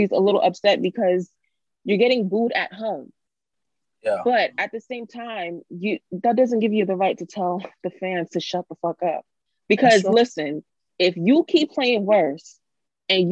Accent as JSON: {"language": "English", "region": "New York", "country": "United States", "said": "as a New Yorker"}